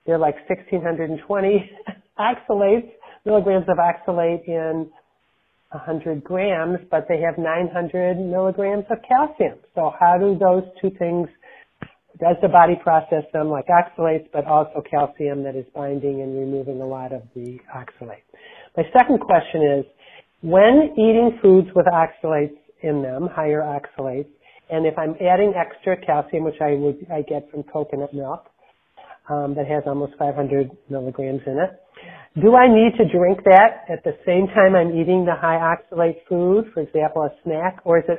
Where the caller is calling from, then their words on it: Detroit, Michigan, United States; I'm calling from the Detroit area in Michigan